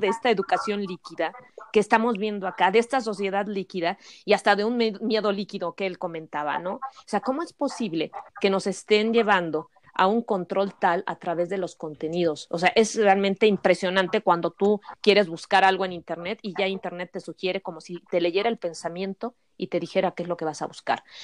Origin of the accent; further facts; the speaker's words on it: Mexico; nosotros contamos como sociedad mexicana